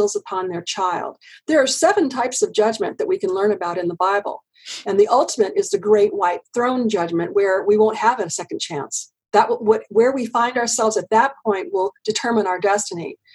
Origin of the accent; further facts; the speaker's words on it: United States; I'm an American and this is the only place I've ever lived